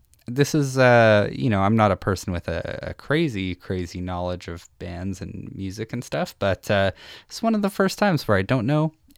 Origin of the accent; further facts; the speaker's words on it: Saskatchewan, Canada; now in Edmonton, Canada; I'm from Saskatchewan originally and I'm in Edmonton now. Mm. And part of the perk of growing up in like smaller cities or smaller music scenes